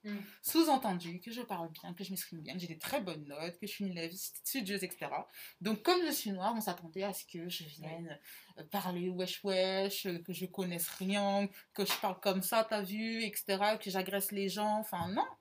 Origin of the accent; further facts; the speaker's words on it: Centre region, Centre-Val de Loire, France; je viens de la région centre